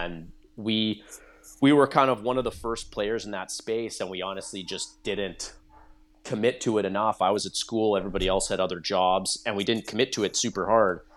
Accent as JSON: {"language": "English", "town": "Nanaimo", "region": "British Columbia", "country": "Canada", "tie": "born or raised there", "said": "I grew up on Vancouver Island in British Columbia"}